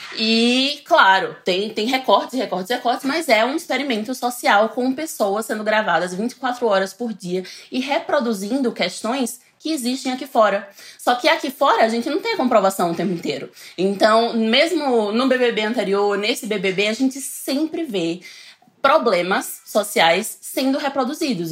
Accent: Northeast Region, Brazil; now in São Paulo, Brazil; nem sou do sertão, eu sou do litoral

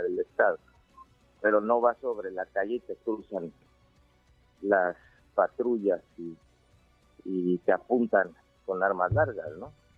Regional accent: Chiapas, Mexico

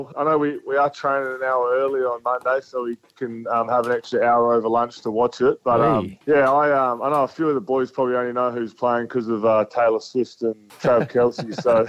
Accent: Williamstown, South Australia, Australia; I'm a Williamstown boy, I played for Barossa Districts Footy Club growing up.

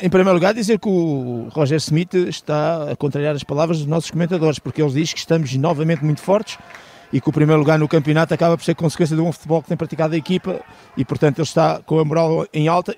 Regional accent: Portugal

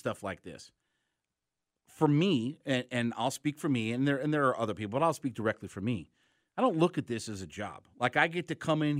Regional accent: Ohio, United States; Obviously, where you and I grew up, look, I grew up in Stark County, Ohio.

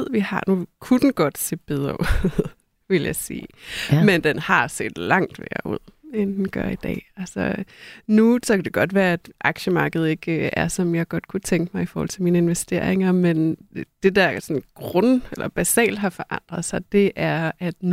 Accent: North Jutland, Denmark; Da jeg voksede op, jeg er fra Nordjylland og voksede op med øh, en øh, mor

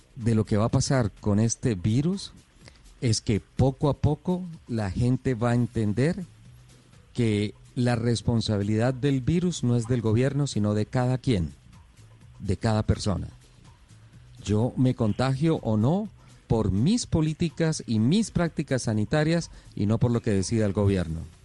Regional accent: Colombia; soy colombiano

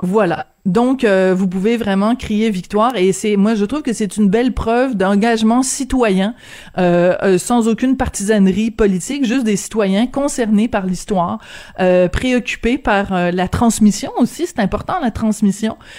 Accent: Quebec, Canada; on est comme on est au Québec

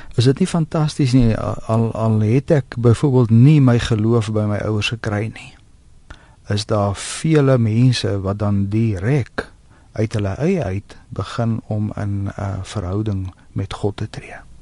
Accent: South Africa; ons as Afrikaners

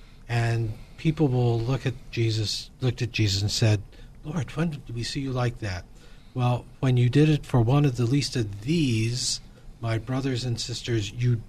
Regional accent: Midwest, United States; now in California, United States; I'm originally from the Midwest.

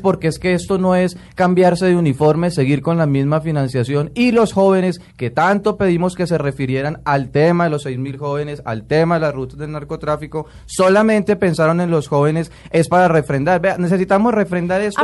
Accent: Colombia; yo le puedo responder como colombiano

